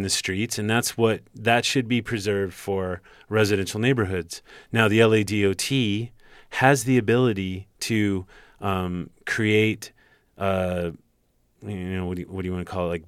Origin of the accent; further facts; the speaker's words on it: Los Angeles, California, United States; I grew up on Barham